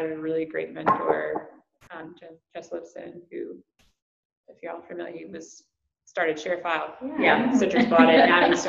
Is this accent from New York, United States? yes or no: no; Ohio, United States; also born or lived in Kentucky / California; now in North Carolina, United States; I'm from Ohio, Midwest, but my dad was military, so I kind of grew up all over, and my family loves to travel. Ended up in college in Kentucky, and then I moved to California for a few years